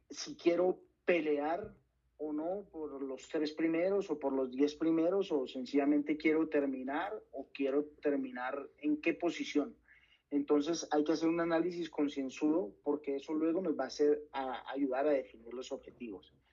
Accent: Valle del Cauca, Colombia; soy del Valle del Cauca y puedo sentir que mis rivales son de Antioquia o son de la sabana

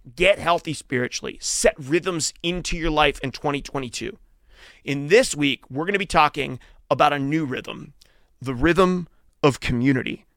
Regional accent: Western Pennsylvania, United States; I grew up in Western Pennsylvania

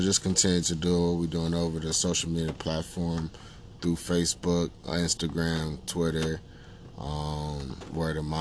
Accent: Texas, United States; now in Hartford, United States; I grew up in Texas

